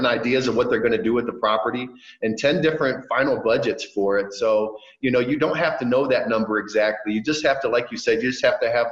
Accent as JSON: {"language": "English", "town": "Cleveland", "region": "Ohio", "country": "United States", "tie": "born or raised there", "also_born_or_lived": "Kansas / Alaska / Kansas City", "moved": "as an adult", "lives_now": "South America", "said": "my hometown, Cleveland."}